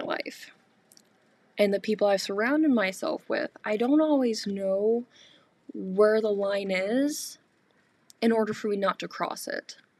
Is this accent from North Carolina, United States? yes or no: yes; North Carolina, United States; moved away as an adult; now in Michigan, United States; growing up in North Carolina